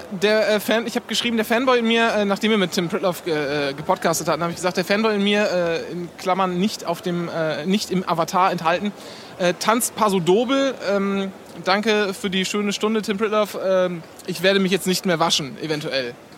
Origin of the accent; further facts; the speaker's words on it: East Frisia, Lower Saxony, Germany; bei uns in Ostfriesland